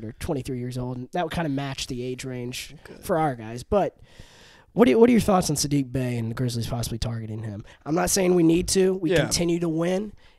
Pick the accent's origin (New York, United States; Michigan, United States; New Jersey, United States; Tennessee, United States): Tennessee, United States; Memphis; Yeah, it's not that I'm from Memphis or anything